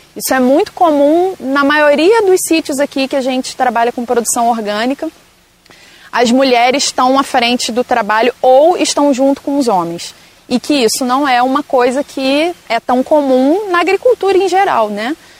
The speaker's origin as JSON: {"language": "Portuguese", "country": "Brazil", "tie": "born or raised there", "moved": "as an adult", "said": "eu estava trabalhando em vários lugares do Brasil, morei em diversos lugares e me vi voltando para cá. Para onde eu nasci, para onde estava minha família"}